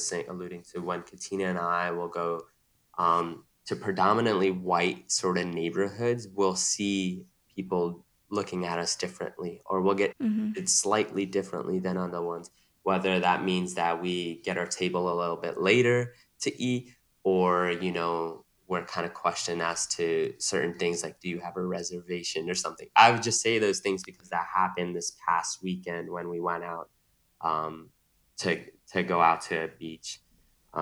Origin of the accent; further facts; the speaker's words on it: New York City, New York, United States; also born or lived in San Francisco; Growing up in New York City. I grew up in Queens